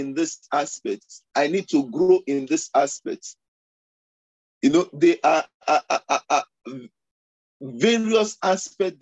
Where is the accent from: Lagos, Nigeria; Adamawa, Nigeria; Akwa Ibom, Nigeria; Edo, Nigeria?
Lagos, Nigeria; moved away; the background I was coming from Lagos